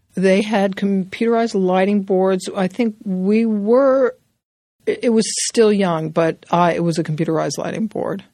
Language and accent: English; New York City, New York, United States; I grew up in New York City, born and bred in Manhattan